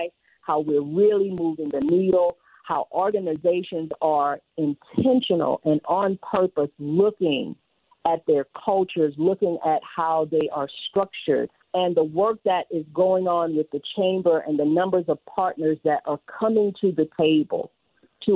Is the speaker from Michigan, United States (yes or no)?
no; Louisiana, United States; now in Utah, United States; I'm a girl from Louisiana, spend a lot of time in New Orleans